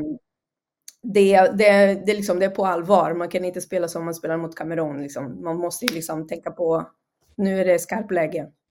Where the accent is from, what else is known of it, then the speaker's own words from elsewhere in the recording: Brazil; moved away; vi spelade hemma i Brasilien